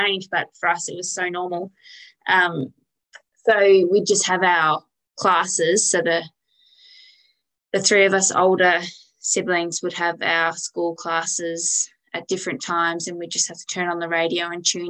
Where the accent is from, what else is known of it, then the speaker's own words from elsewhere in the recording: West Kimberley, Western Australia, Australia; I grew up on Calyeda Station. My parents bought Calyeda when I was about six, so we moved out here then